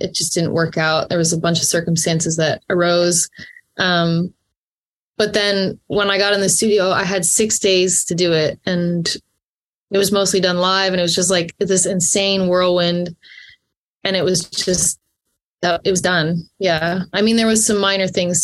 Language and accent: English; Perth County, Ontario, Canada; I grew up in Perth County, Ontario, just outside of Stratford, Ontario